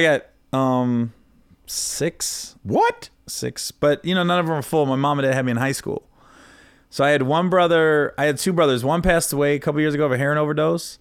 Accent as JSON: {"language": "English", "town": "Oxford", "region": "Ohio", "country": "United States", "tie": "born or raised there", "moved": "yes", "said": "where I grew up in Oxford, Cincinnati area."}